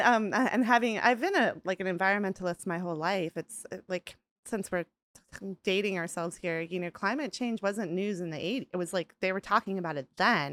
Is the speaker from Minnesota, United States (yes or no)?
yes; Rochester, Minnesota, United States; I grew up in a town called Rochester